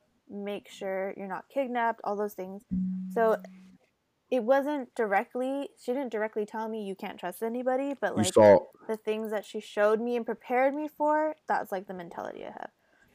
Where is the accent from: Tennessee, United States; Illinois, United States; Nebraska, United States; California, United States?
California, United States; It's like a suburban place.